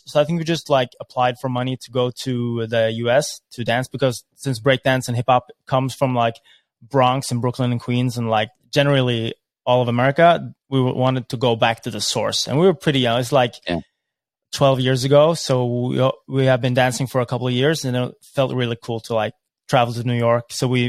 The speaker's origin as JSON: {"language": "English", "country": "Norway", "said": "we're just from Norway. We're just kids."}